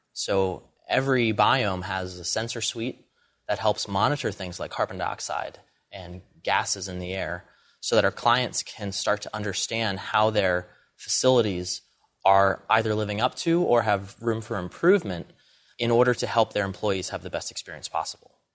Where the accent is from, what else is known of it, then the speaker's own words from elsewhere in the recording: Allentown, Pennsylvania, United States; I grew up in Allentown, Pennsylvania, sort of a small city